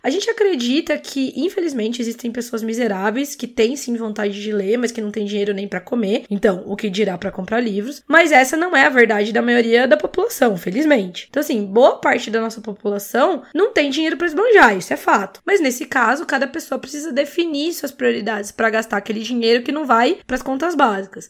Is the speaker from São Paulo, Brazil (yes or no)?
yes; interior of São Paulo, Brazil; Eu sou do interior de, de São Paulo